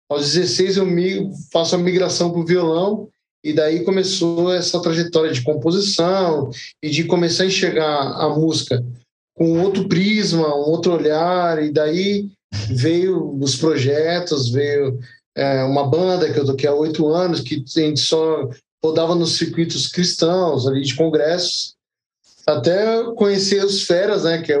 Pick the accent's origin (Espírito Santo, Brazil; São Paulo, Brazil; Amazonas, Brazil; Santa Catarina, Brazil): São Paulo, Brazil; Guarulhos; eu nasci e criado em Guarulhos, também afetou a gente, principalmente nos bairros periféricos ali.